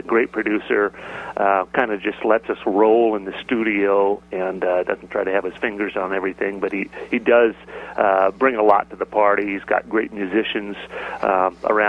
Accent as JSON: {"language": "English", "region": "Montana", "country": "United States", "tie": "born or raised there", "also_born_or_lived": "Los Angeles, California / Eastern Washington", "moved": "yes", "said": "when I was growing up in Montana"}